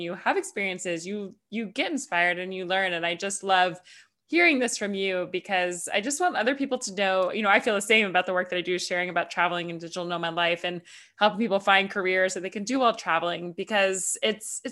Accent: Atlanta, Georgia, United States; moved away as an adult; also born or lived in New York / Los Angeles; I'm from the US, I'm from Atlanta, and I lived in New York, I lived

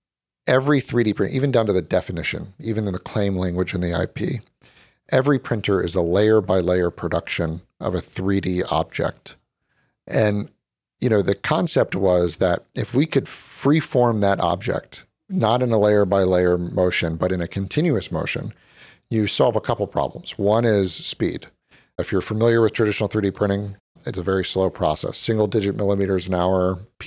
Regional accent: Chapel Hill, North Carolina, United States; moved away as an adult; also born or lived in Philadelphia; now in Silicon Valley, United States; I grew up in Chapel, North Carolina.

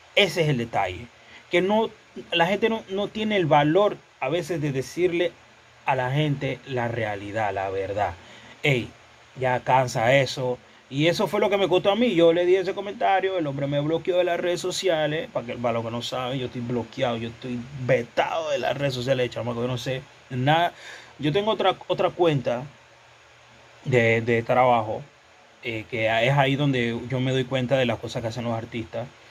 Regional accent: Panama; yo me siento orgulloso, otro panameño

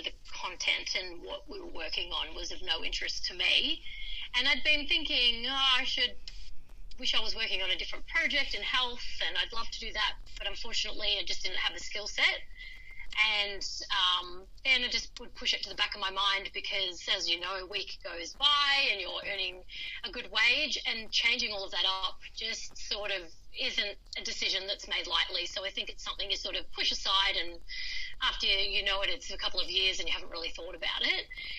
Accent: Melbourne, Victoria, Australia; moved away as an adult; So I came from Melbourne and moved up here to enjoy the sunshine and start my new career.

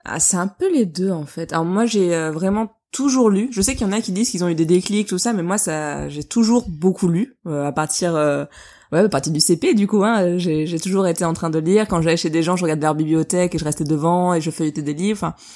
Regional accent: Bordeaux, Nouvelle-Aquitaine, France; tous les deux, on est de Bordeaux

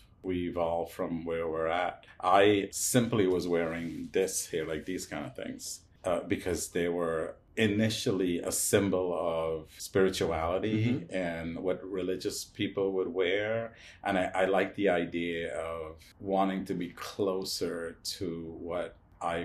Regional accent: New York City, New York, United States; also born or lived in Guyana; I came from Guyana. I'm Indian, but I came through Guyana. And so when I came here, thankfully I grew up in the neighborhood of Hell's Kitchen

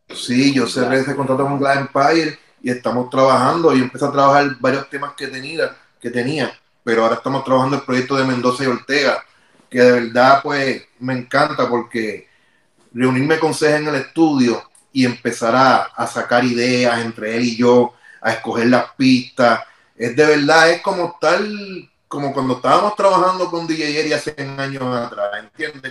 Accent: Carolina, Puerto Rico; nosotros somos de Vía Fontana, Carolina

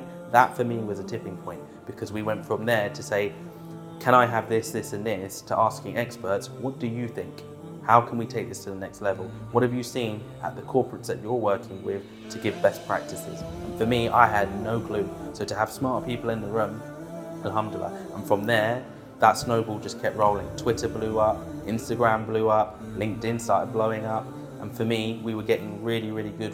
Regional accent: Bushey, East of England, United Kingdom; also born or lived in London; I was born in London, in Westminster, but I grew up in an area called Bushey

